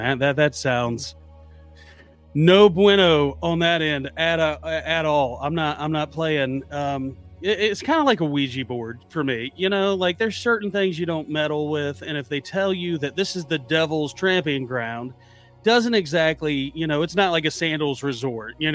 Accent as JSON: {"language": "English", "region": "North Carolina", "country": "United States", "said": "in North Carolina, my home state"}